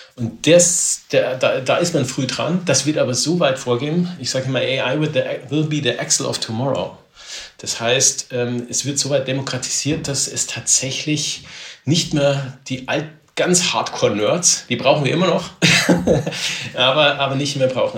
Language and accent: German; Neuburg an der Donau, Bavaria, Germany; ich komme aus Neuburg hier in, in, Bayern raus